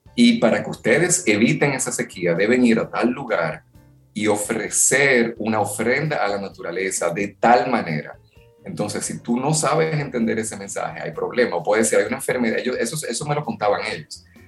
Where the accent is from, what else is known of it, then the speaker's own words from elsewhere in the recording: Dominican Republic; vengo de República Dominicana